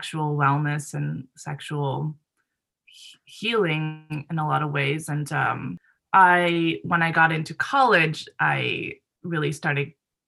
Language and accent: English; Japan; moved away; I grew up in Japan where sexual education is also very, very lacking